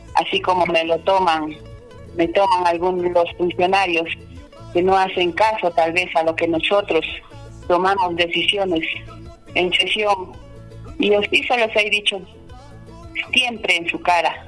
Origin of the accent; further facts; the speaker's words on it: Limatambo, Cusco, Peru; yo soy de Limatambo, yo soy hija de limatambeños, que siempre he vivido aquí todo, toda mi niñez y hasta hoy sigo viviendo.